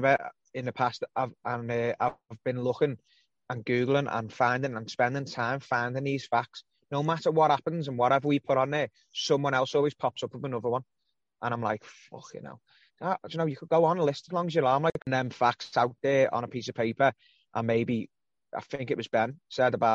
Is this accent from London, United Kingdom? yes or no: no; Birkenhead, North West England, United Kingdom; I'm not even a scouser, I'm from Birkenhead